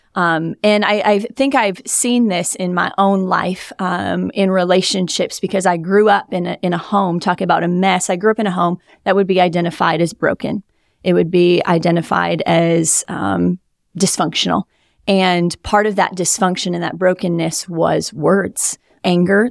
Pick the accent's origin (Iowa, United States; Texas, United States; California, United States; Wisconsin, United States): Wisconsin, United States; moved away as an adult; now in South Florida, United States; I'm from Wisconsin